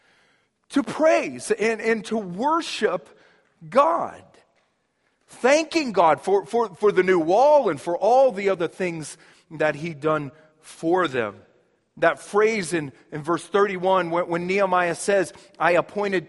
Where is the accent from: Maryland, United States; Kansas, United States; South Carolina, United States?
Kansas, United States; Shawnee; moved away; where I grew up back in Kansas, as a kid, we'd always have this annual parade. We'd have what they called the Old Shawnee Days Parade.